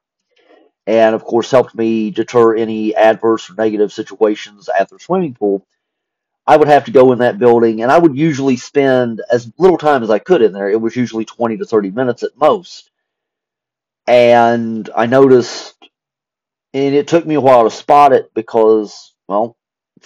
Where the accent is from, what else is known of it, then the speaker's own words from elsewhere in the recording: Spencer, West Virginia, United States; moved away as an adult; also born or lived in North Carolina; we had moved to my hometown of Spencer, West Virginia